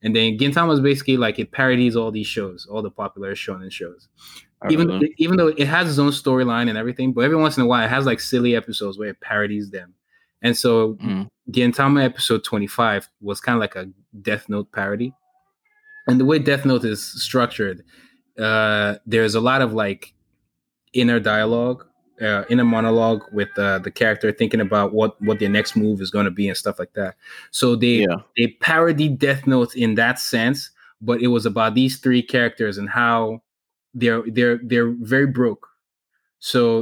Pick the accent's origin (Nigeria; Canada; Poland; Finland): Nigeria; moved away; growing up in Nigeria